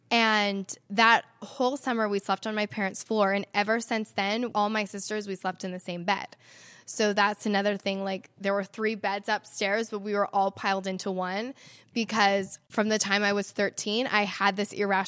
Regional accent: Salt Lake City, Utah, United States; I love that I get to call Salt Lake City my home. It's so beautiful here.

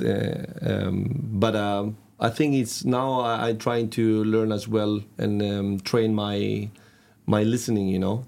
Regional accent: Catalonia, Spain; English is a second language; moved away as an adult; now in Trondheim, Norway; from a, village in the coast, in the north of Barcelona

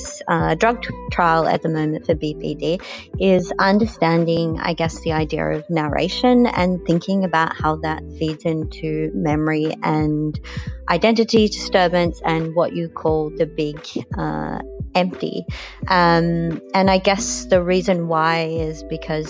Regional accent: New Zealand; now in Melbourne, Australia; I'm calling from Melbourne. I was born in New Zealand.

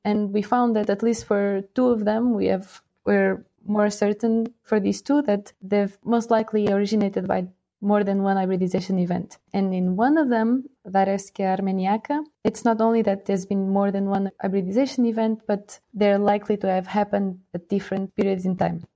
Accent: Portugal; moved away as an adult; now in Lausanne, Switzerland; I'm from Portugal

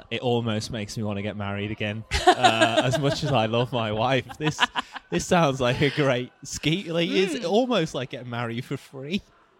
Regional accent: England, United Kingdom; As an Englishman, I'd never know what that felt like.

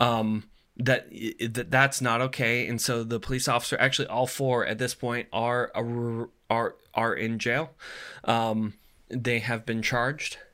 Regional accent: United States; as an American

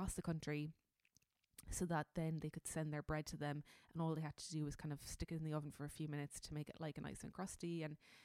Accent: Cork, Munster, Ireland; I'm from Cork.

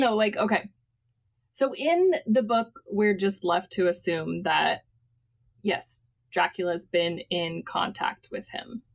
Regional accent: Texas, United States; as a Texan

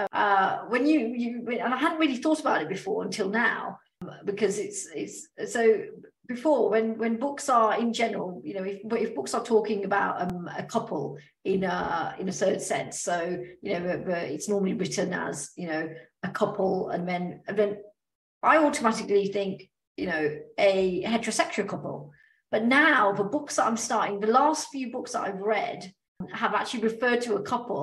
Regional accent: United Kingdom; accent: British; now in Australia; I spoke with my British accent, which is what I have

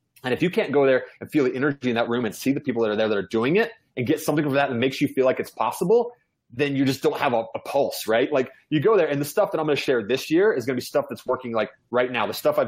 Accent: Georgia, United States; born there; also born or lived in New York / Virginia / Kansas / Germany; I'm an Army brat. I lived all over the United States. I was born in Georgia. I lived in New York, Virginia, Kansas, Germany, landed in Utah. So I've lived all over the place.

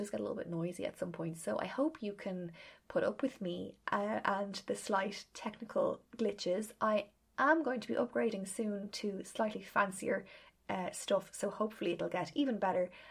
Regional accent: Ireland; being Irish

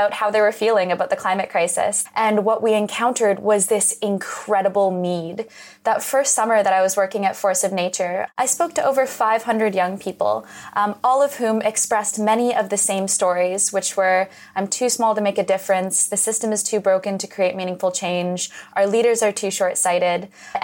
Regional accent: Western Canada, Canada; I grew up in Western Canada, just adjacent to the oil sands

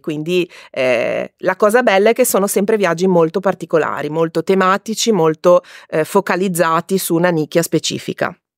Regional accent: Liguria, Italy; Io sono Ligure di origine e adoro valorizzare il mio territorio

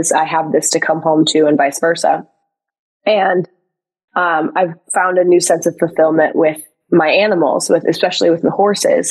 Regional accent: Midwest, United States; I'm from the Midwest. We put ranch dressing on everything over here

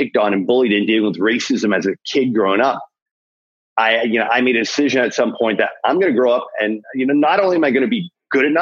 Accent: Toronto, Ontario, Canada; growing up in Scarborough, this rough part of Toronto

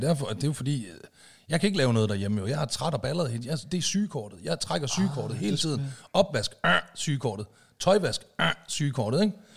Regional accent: Aalborg, North Denmark Region, Denmark; now in Zealand, Denmark

